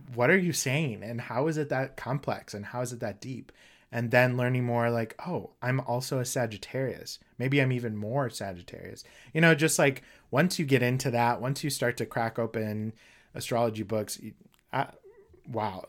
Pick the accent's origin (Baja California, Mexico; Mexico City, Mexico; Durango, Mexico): Durango, Mexico; now in St. Paul, United States; I was actually born in Mexico